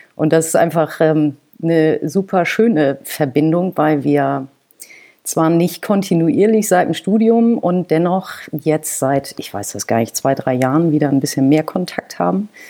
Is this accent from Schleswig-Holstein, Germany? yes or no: yes; Kiel, Schleswig-Holstein, Germany; Kiel ist wirklich meine Heimat und irgendwann war der Magnetismus der Heimat wieder so groß, dass ich, obwohl ich das immer ausgeschlossen habe, wieder nach Hause gezogen bin.